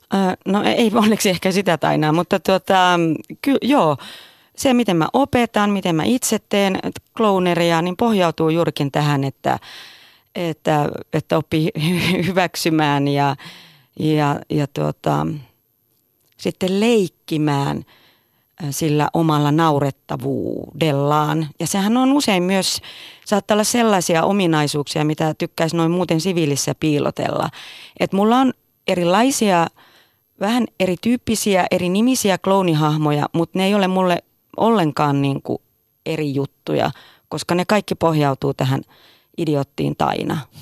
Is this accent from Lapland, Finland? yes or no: yes; Tervola, Lapland, Finland; moved away; Mä olen Tervolasta, Lapista kotoisin ja tuota, tein teatteria. Tein teatteria hyvin pienenä